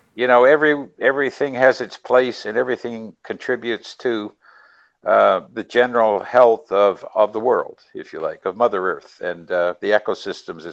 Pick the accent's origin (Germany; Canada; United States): Canada; New Brunswick; now in Nova Scotia, Canada; Originally, we're from New Brunswick, and during our New Brunswick time, we patronized Fundy National Park